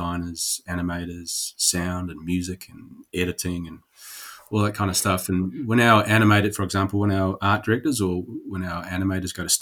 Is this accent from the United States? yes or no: no; New Zealand; moved away; I am Kiwi.